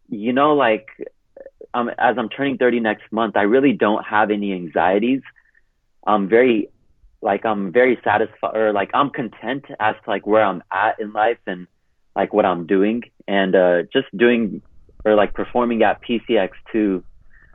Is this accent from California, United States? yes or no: yes; Hercules, California, United States; moved away as an adult; also born or lived in Punjab, India; now in Denver, United States; I grew up in Hercules, California, which is 20 miles north of Oakland